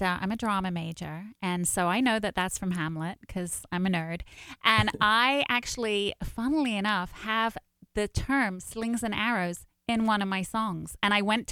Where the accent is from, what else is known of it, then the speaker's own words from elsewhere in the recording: London, United Kingdom; moved away; I was born and raised in London, and I have two brothers in London